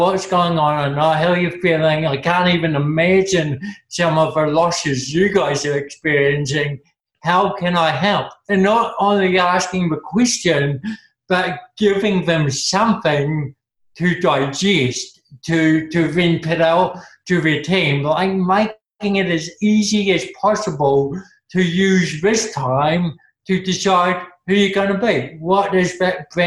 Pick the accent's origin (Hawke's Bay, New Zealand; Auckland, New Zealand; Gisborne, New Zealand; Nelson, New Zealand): Hawke's Bay, New Zealand; Napier; I grew up in Napier